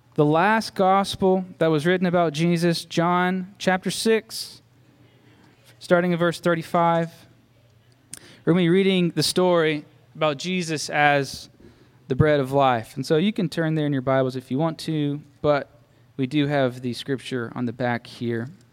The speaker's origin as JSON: {"language": "English", "region": "Mississippi", "country": "United States", "said": "I grew up in church, so my dad was a pastor, so I was supposed to believe, right? That's kind of what, what happens if you're a pastor's kid, a PK. And I was from Mississippi"}